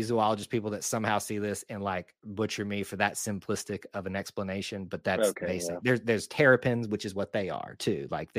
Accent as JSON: {"language": "English", "region": "Alabama", "country": "United States", "said": "we're just from Alabama."}